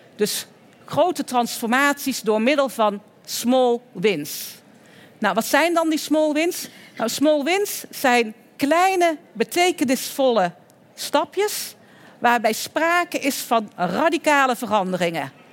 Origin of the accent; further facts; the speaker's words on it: Oirschot, North Brabant, Netherlands; In het Groene Woud, in de buurt van Oorschot, waar ik vandaan kom en waar dus ook een deel van de familie zit, eh, in Oorschot